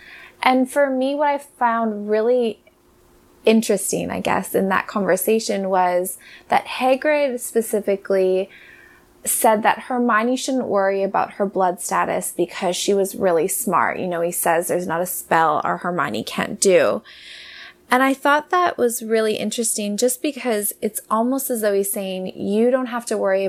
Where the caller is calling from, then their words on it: Cardiff, California, United States; I'm calling from Cardiff in California.